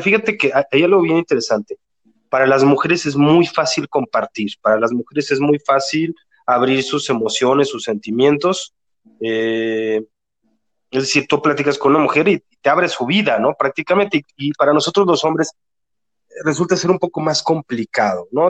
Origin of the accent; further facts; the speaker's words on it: Mexico City, Mexico; now in Guadalajara, Mexico; Vivo en Guadalajara, yo soy de Ciudad de México, pero vivo en Guadalajara